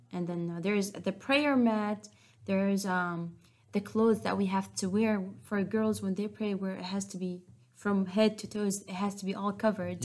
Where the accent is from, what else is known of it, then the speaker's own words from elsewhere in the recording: Syria; English is a second language; also born or lived in Jordan; now in Westminster, United States; I remember when we moved out from Syria